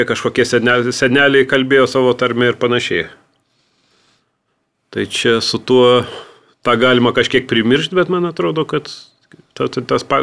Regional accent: Vilnius, Vilnius County, Lithuania; also born or lived in Samogitia; Aš Vilnietis, aš tos tarmės nelabai turiu, kažkiek, tos, iš, kažkiek turiu žemaitiško iš vaikystės

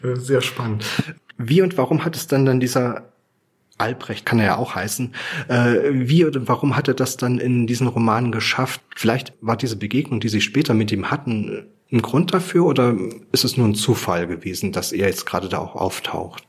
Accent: Weimar, Thuringia, Germany; meine Heimatstadt Weimar

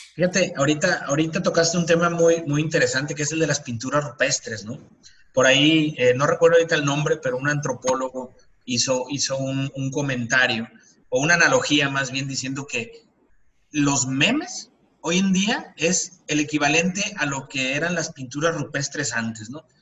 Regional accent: Mexico; como mexicanos

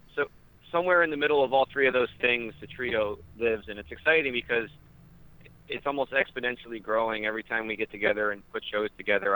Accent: Wyoming Valley, rural Pennsylvania, United States; I'm from Wyoming Valley. We we grew up uh, about an hour away

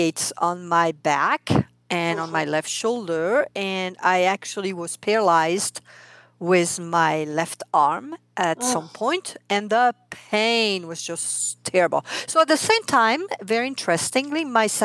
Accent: France; accent: French; English is a second language; moved away as an adult; now in United States; I am French, hence my accent. I mean, I came here 32 years ago

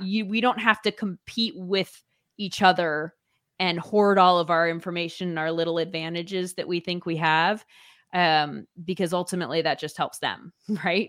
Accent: Orange County, California, United States; I grew up in Orange County, California

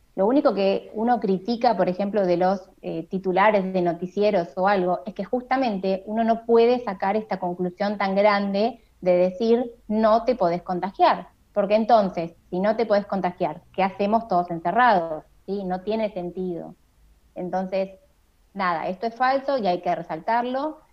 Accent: La Plata, Buenos Aires Province, Argentina; now in Buenos Aires, Argentina; yo soy de La Plata, pero vivo en Capital Federal, así que yo a mi familia de La Plata no la estoy viendo

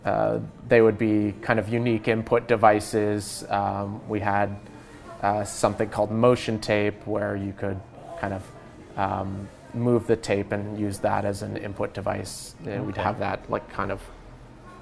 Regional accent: Hubley, Nova Scotia, Canada; I was born here in Nova Scotia and grew up kind of in the woods, out in Hubley.

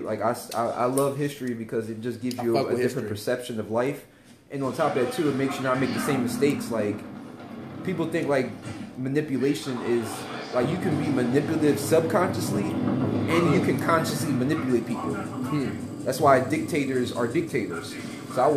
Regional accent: Philadelphia, Pennsylvania, United States; I'm from Philly

